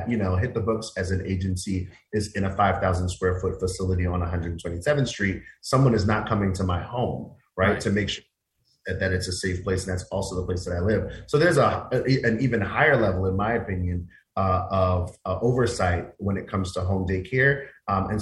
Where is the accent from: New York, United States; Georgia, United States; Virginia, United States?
New York, United States; New York City; I went to small mom and pop daycare centers when I was a kid growing up in Queens.